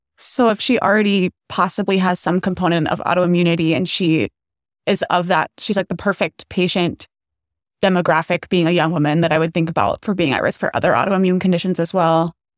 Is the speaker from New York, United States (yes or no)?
no; Phoenix, Arizona, United States; moved away as an adult; now in Chicago, United States; I am from Phoenix, Arizona